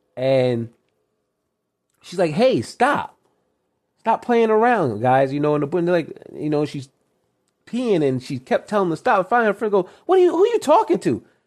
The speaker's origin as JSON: {"language": "English", "region": "New York", "country": "United States", "said": "I'm originally from New York, and I live right by New Jersey"}